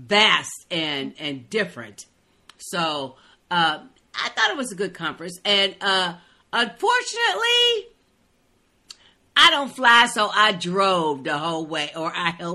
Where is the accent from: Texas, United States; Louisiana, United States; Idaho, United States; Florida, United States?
Texas, United States; Dallas; I forgot to say I was from Dallas.